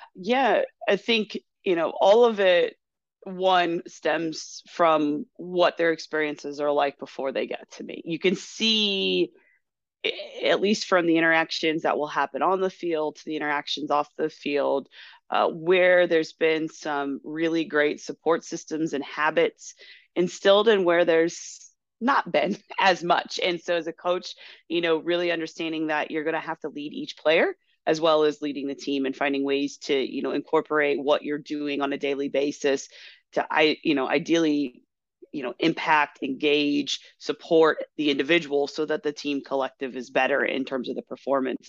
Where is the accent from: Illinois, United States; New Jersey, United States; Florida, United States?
Illinois, United States; Chicago; also born or lived in Kentucky; I was born in Kentucky, quickly moved up to the Chicagoland area, so my southern roots are really um, not that deep right now